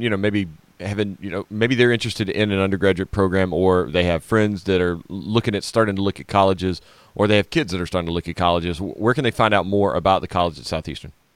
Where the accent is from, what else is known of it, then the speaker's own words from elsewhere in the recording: Louisiana, United States; moved away; In Louisiana, my home state